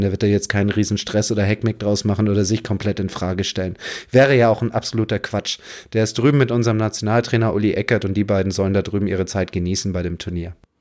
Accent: Wasserburger Land, east of Munich, Bavaria, Germany; Mein Heimatplatz Golfclub Pfaffing, Wasserburger Land, wo ich herkomme, im Münchner Osten

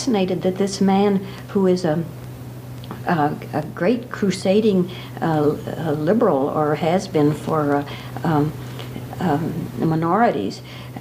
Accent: Rockford, Illinois, United States; moved away; also born or lived in Madison, Wisconsin; in Rockford, Illinois, in 1917.

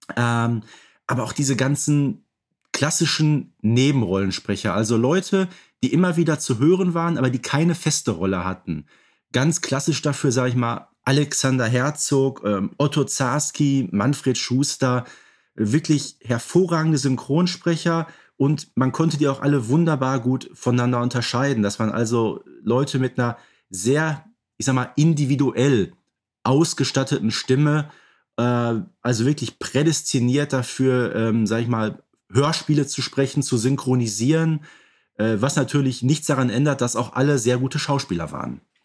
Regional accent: Ruhr area, North Rhine-Westphalia, Germany; ich, der aus dem Ruhrgebiet kommt

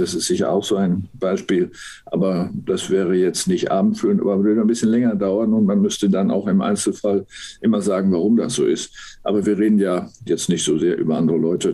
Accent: Münster, North Rhine-Westphalia, Germany; moved away as an adult; also born or lived in Berlin; now in Hamburg, Germany; meiner Heimatstadt Münster

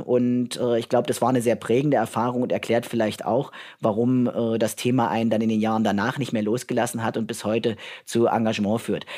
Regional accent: Merseburg, Saxony-Anhalt, Germany; also born or lived in Halle / Jena / Berlin / Northern Ireland; ich komme äh, ursprünglich aus Merseburg, bin in Halle geboren, habe in Merseburg mein Abitur gemacht im Jahr 2000 am Domgymnasium

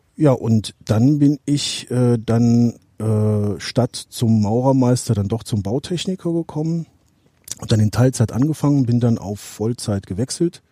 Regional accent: Alsdorf, North Rhine-Westphalia, Germany; also born or lived in Herzogenrath; ich komme hier aus dem Raum Aachen, ursprünglich aus äh, Alsdorf

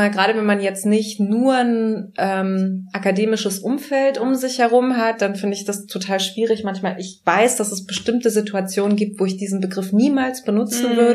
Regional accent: Germany; ich habe die deutsche Staatsbürgerschaft, ich bin hier aufgewachsen, ich bin hier sozialisiert

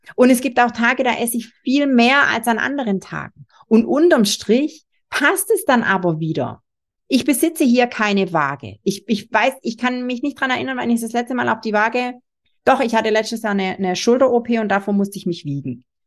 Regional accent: Swabia, Germany; ich bin selber Schwabe

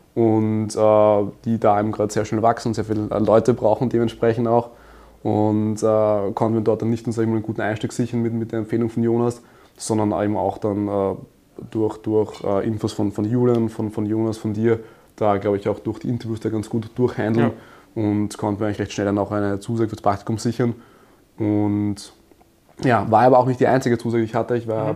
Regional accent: Graz, Styria, Austria; ich komme aus Österreich, in Graz geboren und aufgewachsen

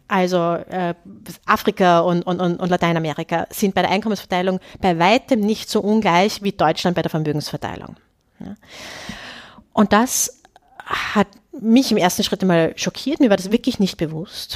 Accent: Austria; als Österreicherin

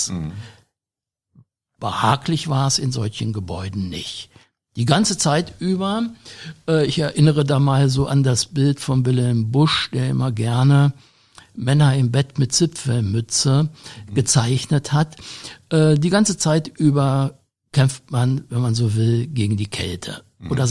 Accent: Germany; Ich bin selber noch in den 50er Jahren in einem Fachwerkhaus groß geworden im Harz, bei dem äh, es, wenn man ich das mal auf Hochdeutsch sage, im Winter saukalt wurde.

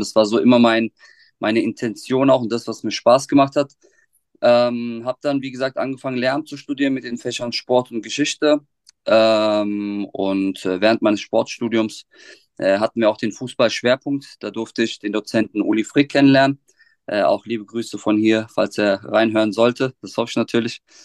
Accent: Offenbach am Main, Hesse, Germany; ich bin gebürtiger Offenmacher, ähm, habe auch meine schulische Laufbahn in Offenbach durchlaufen

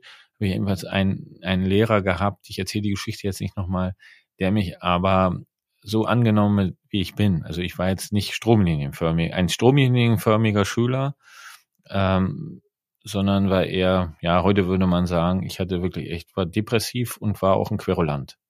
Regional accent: East Germany, Germany; ich bin in der DDR groß geworden

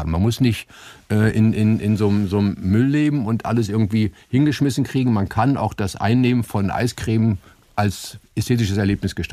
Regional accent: Berlin, Germany; ich bin ja in, in Charlottenburg zur Schule gegangen auf dem musischen Gymnasium

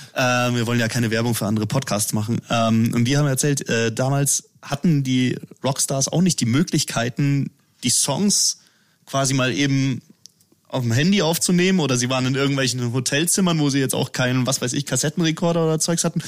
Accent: Erding, Bavaria, Germany; in Erding, äh, also in meiner Heimatstadt

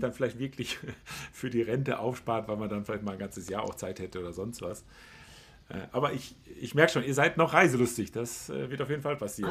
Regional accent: Ennigerloh, North Rhine-Westphalia, Germany; Ennigerloh, wo ich herkomme

